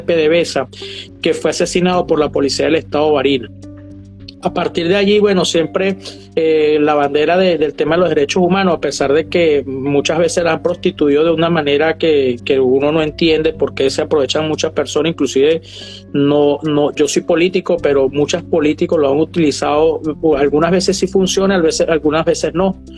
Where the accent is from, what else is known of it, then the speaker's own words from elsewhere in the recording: Barinas, Venezuela; moved away as an adult; now in Miami, United States; yo soy de Varina